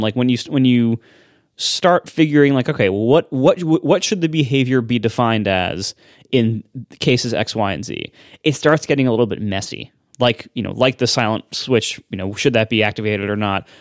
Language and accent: English; Ohio, United States; moved away as an adult; also born or lived in Pennsylvania; growing up in Ohio and then going to college in Pennsylvania